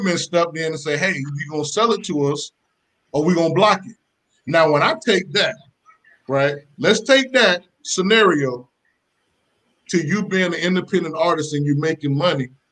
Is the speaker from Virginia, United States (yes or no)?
no; Macon, Georgia, United States; I grew up in Macon, Georgia